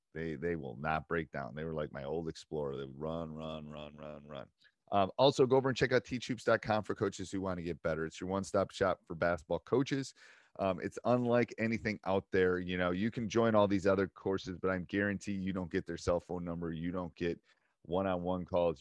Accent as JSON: {"language": "English", "town": "Madison", "region": "Wisconsin", "country": "United States", "said": "I'm from Madison"}